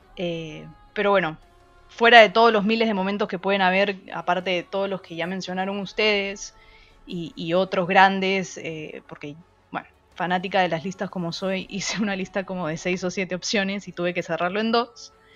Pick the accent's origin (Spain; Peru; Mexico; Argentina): Peru; moved away; yo que soy de, de Perú, donde hay una sociedad un poco muy conservadora